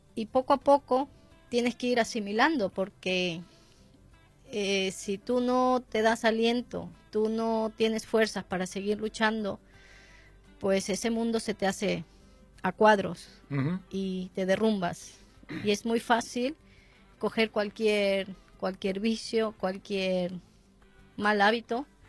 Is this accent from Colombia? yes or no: no; Ecuador; now in Spain; yo soy ecuatoriana